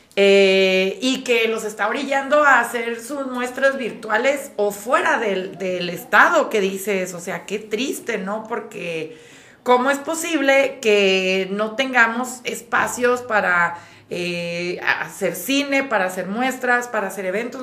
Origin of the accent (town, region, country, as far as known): Mexico